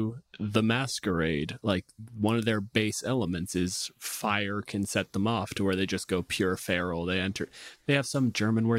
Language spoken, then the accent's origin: English; Canada